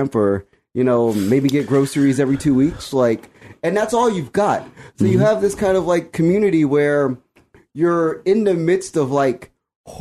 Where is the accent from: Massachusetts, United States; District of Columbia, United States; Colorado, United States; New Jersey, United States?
District of Columbia, United States; Washington; I was born 1210 Eastern Avenue Northeast, near Deanwood Metro Station.